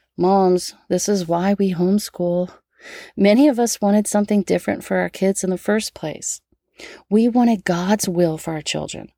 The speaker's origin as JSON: {"language": "English", "country": "United States", "said": "as an American patriot"}